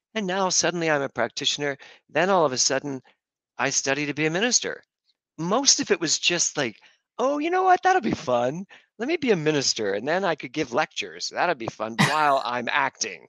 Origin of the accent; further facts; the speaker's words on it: Philadelphia, Pennsylvania, United States; I grew up in Philadelphia